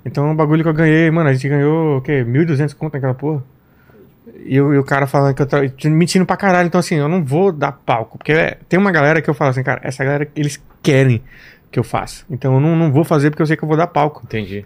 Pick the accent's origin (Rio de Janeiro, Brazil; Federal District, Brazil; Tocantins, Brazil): Federal District, Brazil; Samambaia; moved away; Eu vim de, eu vim de Samambaia